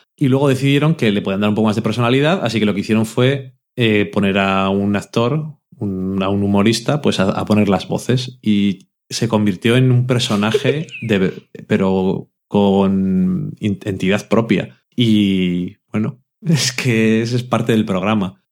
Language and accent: Spanish; Burgos, Castile and León, Spain; also born or lived in Salamanca / Madrid; Yo soy de Burgos